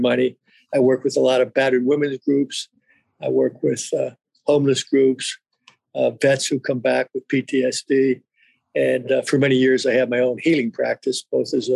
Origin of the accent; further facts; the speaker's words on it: Midwest, United States; I grew up in the Midwest, Renee, and got a traditional Midwestern background